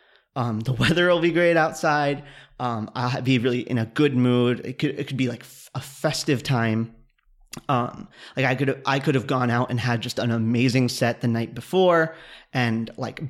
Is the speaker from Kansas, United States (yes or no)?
yes; Kansas, United States; moved away; I grew up in Kansas, so the seasons in Kansas are severe